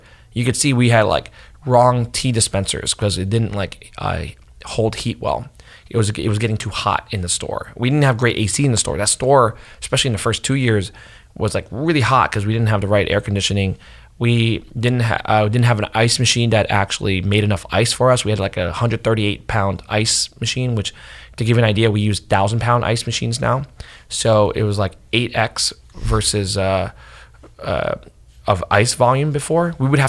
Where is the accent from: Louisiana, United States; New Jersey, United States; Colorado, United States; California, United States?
New Jersey, United States; But this to me was growing up in New Jersey, or Ben growing up in Texas. We both grew up in these neighborhoods where we were essentially, for better or worse, othered.